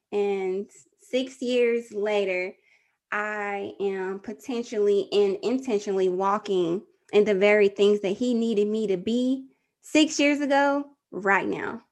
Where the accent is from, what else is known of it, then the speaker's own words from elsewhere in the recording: Texas, United States; I'm from Texas